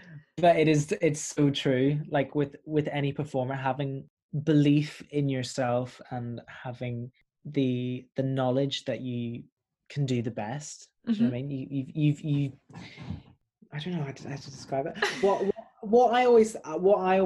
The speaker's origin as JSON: {"language": "English", "town": "Belfast", "region": "Northern Ireland", "country": "United Kingdom", "moved": "as an adult", "lives_now": "London, United Kingdom", "said": "I'm a Northern Irish caramel boy"}